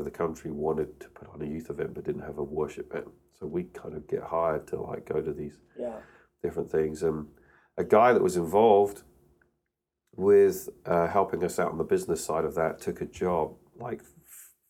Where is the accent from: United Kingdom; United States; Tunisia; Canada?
United Kingdom; So born and raised in the UK. Uh, so I used to speak like this, mate, uh, but my accent's kind of softened over the years.